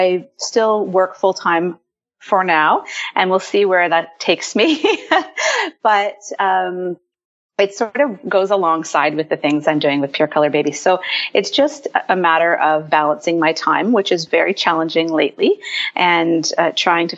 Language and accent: English; Ontario, Canada; I am from Ontario, Canada.